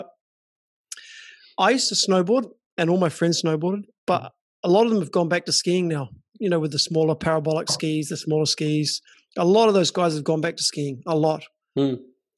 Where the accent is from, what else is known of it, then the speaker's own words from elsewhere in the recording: Auckland, New Zealand; moved away as an adult; also born or lived in Dubai; I'm from Auckland. I'm in the north of New Zealand.